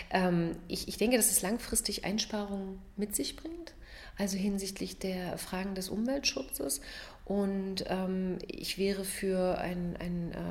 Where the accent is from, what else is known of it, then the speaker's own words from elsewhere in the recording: Magdeburg, Saxony-Anhalt, Germany; born there; Ich bin in Magdeburg geboren, habe in Halle Rechtswissenschaften studiert